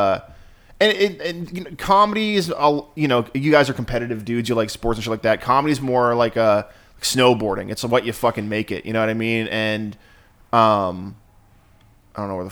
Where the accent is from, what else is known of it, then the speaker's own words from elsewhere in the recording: Gorham, Maine, United States; I'm from Gorham